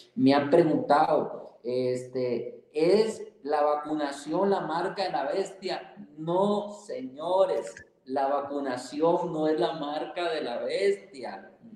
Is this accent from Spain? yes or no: no; Costa Rica; now in Mexico; como costarricense de nacimiento y mexicano de corazón